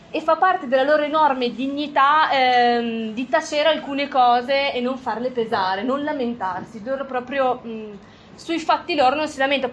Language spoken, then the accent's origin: Italian; Liguria, Italy; moved away as an adult; now in Alta Valle Gesso, Italy; io vengo dalla Liguria, poi mi sono trasferita dieci anni fa eh, in Alta Valle Gesso